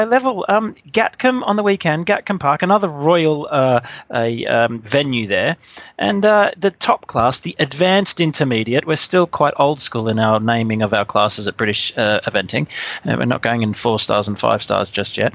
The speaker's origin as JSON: {"language": "English", "country": "Australia", "moved": "yes", "lives_now": "United Kingdom", "said": "Me being Australian, living in the UK"}